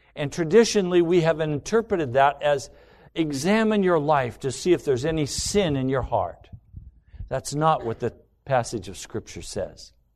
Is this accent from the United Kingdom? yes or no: no; United States; everything I've been taught as an American